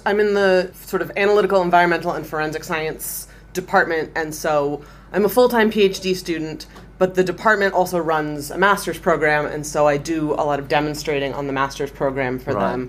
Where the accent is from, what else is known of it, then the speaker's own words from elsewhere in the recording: United States; I'm non-EU, I'm from the States.